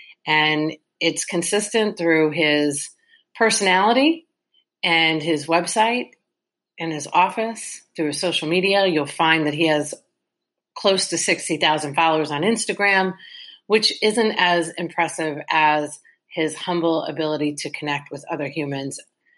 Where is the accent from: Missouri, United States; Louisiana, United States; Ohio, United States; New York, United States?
New York, United States; East Rockaway; moved away as an adult; now in Tampa Bay, United States; I grew up in East Rockaway.